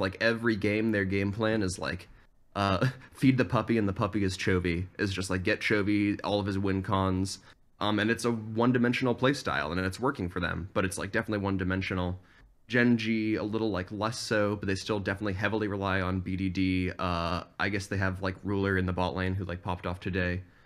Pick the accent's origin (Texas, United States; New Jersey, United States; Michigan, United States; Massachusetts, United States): Massachusetts, United States; Boston; now in upstate New York, United States; I'm from originally the Boston, Massachusetts area